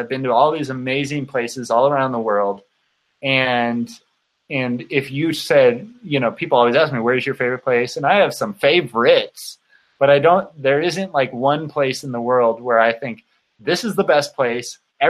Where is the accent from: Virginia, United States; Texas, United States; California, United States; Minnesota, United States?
California, United States; moved away as an adult; now in Utah, United States; Because I'm from the United States. I grew up in Southern California. When I was 22 or something like that, I moved to Utah on my own